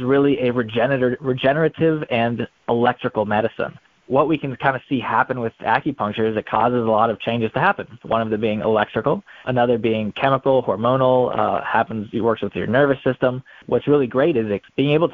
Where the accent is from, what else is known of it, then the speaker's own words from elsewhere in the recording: Raleigh, North Carolina, United States; moved away as an adult; also born or lived in Florida; I am originally from Raleigh, North Carolina